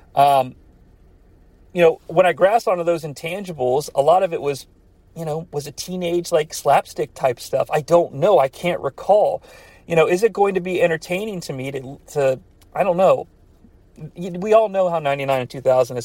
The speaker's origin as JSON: {"language": "English", "country": "United States", "tie": "born or raised there", "said": "My hometown was like an hour away from Cincinnati"}